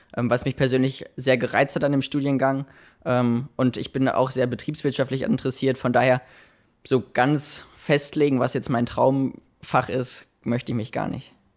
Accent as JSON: {"language": "German", "town": "Dortmund", "region": "North Rhine-Westphalia", "country": "Germany", "tie": "born or raised there", "also_born_or_lived": "Bochum / Münsterland / Heilbronn", "moved": "as an adult", "lives_now": "Ludwigshafen, Germany", "said": "ich komme gebürtig aus Dortmund und ähm, von daher bin ich am Wochenende auch mal in der Heimat"}